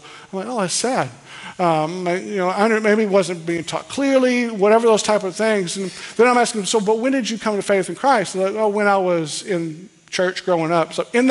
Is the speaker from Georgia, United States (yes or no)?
no; Kentucky, United States; We're from Kentucky.